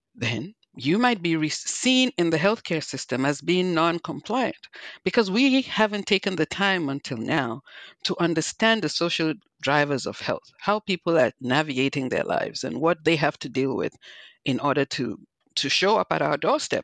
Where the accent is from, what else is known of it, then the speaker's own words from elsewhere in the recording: Nigeria; also born or lived in New Jersey; now in United States; I'm originally from Nigeria, not Liberia, but as you can hear, I have my own accent.